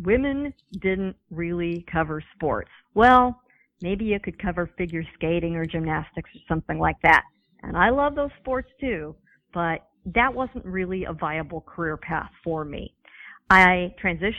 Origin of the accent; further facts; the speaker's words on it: San Diego, California, United States; I grew up in San Diego